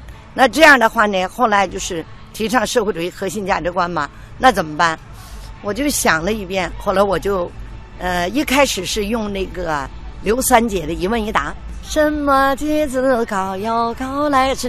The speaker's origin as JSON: {"language": "Chinese", "region": "Heilongjiang", "country": "China", "tie": "born or raised there", "said": "一段唱我的家乡新乡房，一段唱哈尔滨，一段唱黑龙江。"}